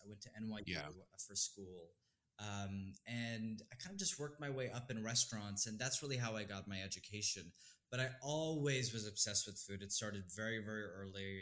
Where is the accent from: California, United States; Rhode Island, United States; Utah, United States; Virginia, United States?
California, United States; East Bay; now in New York, United States; I was born in California, the Bay Area, East Bay Pride